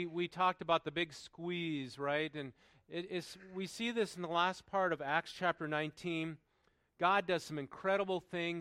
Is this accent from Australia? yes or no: no; North Dakota, United States; moved away; That's where I grew up in North Dakota.